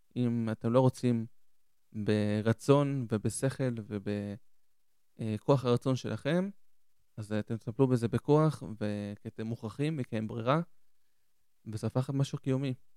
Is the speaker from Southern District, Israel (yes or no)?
yes; Ashdod, Southern District, Israel; also born or lived in Argentina; now in Ashkelon, Israel; אני במקור מארגנטינה, נולדתי בארגנטינה, עליתי עם הוריי בגיל חמש לארץ, ו... עלינו לעיר שקוראים לאשדוד, מניח שרובכם מכירים, והיינו שם 17 שנה, ועברנו לפני כמה שנים לאשקלון